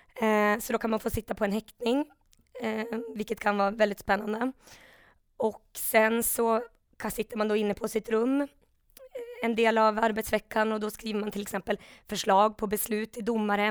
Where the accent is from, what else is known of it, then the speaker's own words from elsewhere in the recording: Umeå, Västerbotten County, Sweden; also born or lived in Stockholm; i Umeå då, där jag är uppvuxen, jag pluggade i Stockholm